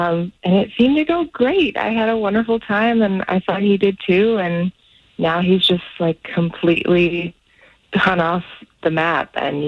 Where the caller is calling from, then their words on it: Celebration, Florida, United States; Hey, I'm calling from Celebration.